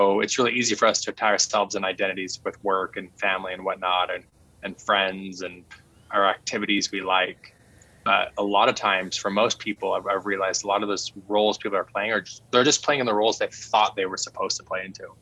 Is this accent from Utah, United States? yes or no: yes; Utah, United States; I was growing up in Utah